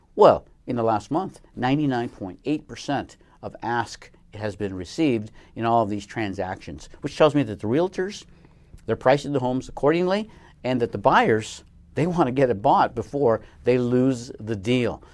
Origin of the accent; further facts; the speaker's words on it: Colorado, United States; moved away; I grew up in Colorado in a small town